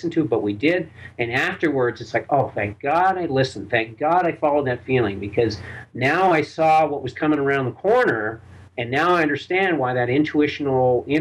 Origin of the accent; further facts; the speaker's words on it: Burlington, Vermont, United States; I was born and raised Jewish in Burlington, Vermont